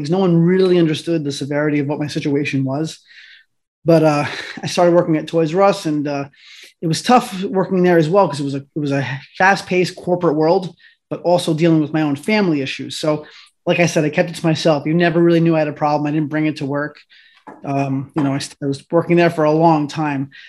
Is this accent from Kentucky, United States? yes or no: no; Oakland, New Jersey, United States; also born or lived in Paterson; originally i was from i was born in paterson so we bounced around a lot we moved around a lot as children unfortunately but ultimately we you know we managed to migrate to oakland new jersey which is in bergen county